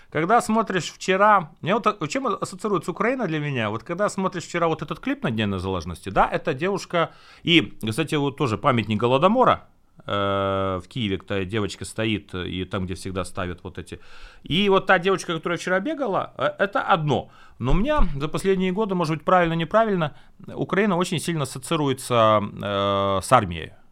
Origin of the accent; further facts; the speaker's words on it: Latvia; moved away as an adult; now in Ukraine; Я этнический латыш полностью.